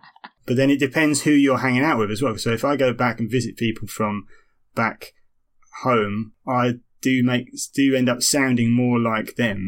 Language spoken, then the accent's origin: English; Romford, London, United Kingdom; And I am trying to sound like I'm from Romford when I visit Romford. It's just stupid. I don't hate Romford, but I think from a personal point of view, I was always wanted to get out